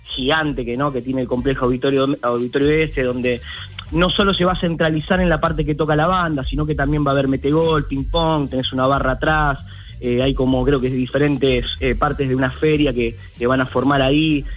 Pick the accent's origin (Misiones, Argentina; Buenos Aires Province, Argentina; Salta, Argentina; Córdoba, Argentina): Buenos Aires Province, Argentina; Ciudadela; todos somos de acá, de la localidad de Ciudadela, de 3 de febrero